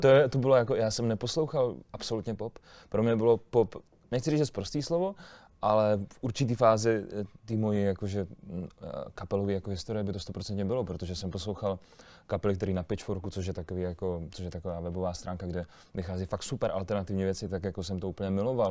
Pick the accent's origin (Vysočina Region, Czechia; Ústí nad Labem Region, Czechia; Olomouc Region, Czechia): Olomouc Region, Czechia; Olomouc; jak jsem z Olomouce, jak jsem z Haný